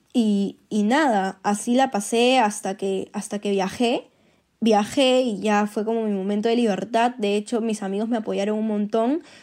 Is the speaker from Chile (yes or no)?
no; Peru; soy peruana y soy ingeniera industrial de la Universidad Católica